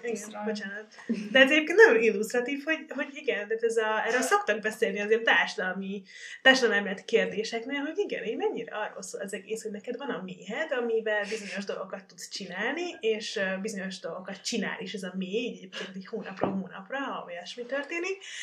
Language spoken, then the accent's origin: Hungarian; Baranya, Hungary; én amúgy baranyai vagyok